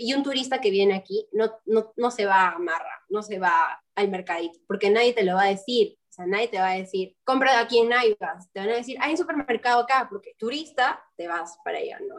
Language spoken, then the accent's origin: Spanish; Peru; moved away as an adult; also born or lived in Lima, Peru; now in Kenya; vengo de Perú